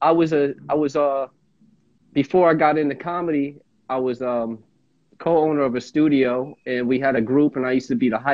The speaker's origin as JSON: {"language": "English", "town": "Montclair", "region": "New Jersey", "country": "United States", "said": "I'm from Montclair, New Jersey"}